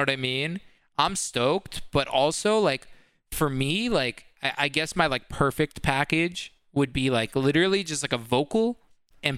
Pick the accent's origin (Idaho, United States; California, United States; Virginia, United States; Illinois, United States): California, United States; San Francisco; moved away as an adult; now in Los Angeles, United States; I grew up in San Francisco, or right outside of San Francisco